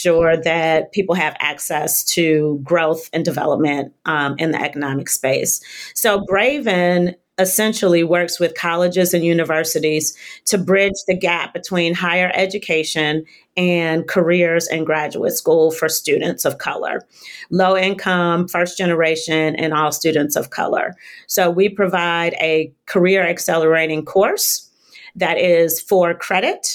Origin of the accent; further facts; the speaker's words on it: Southfield, Michigan, United States; moved away as an adult; also born or lived in New York; Southfield, Michigan, which is a suburb outside of Detroit. Grew up there with my parents and my younger sister